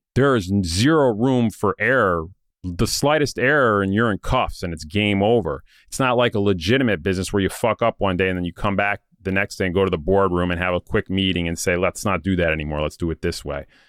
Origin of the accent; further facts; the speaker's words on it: Saratoga Springs, New York, United States; my hometown in Saratoga Springs